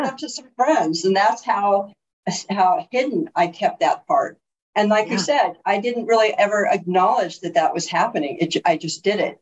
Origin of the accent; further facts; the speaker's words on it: Bloomington, California, United States; I was raised in San Bernardino